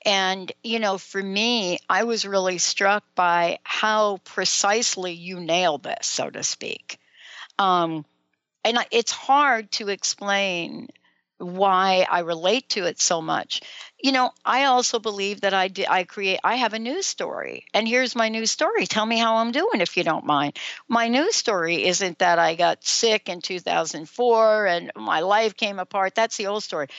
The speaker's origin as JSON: {"language": "English", "town": "New York City", "region": "New York", "country": "United States", "tie": "born or raised there", "accent": "New York", "said": "I grew up as a kid in the Bronx, New York. Can you still hear a little bit of my New York accent there, Dr. Carl?"}